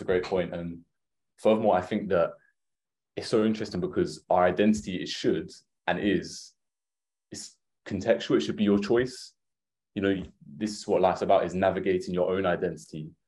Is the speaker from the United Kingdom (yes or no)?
yes; Essex, East of England, United Kingdom; growing up in Essex